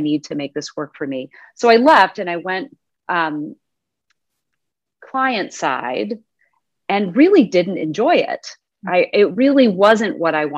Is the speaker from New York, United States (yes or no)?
no; Austin, Texas, United States; now in Midwest, United States; I am from Austin, Texas.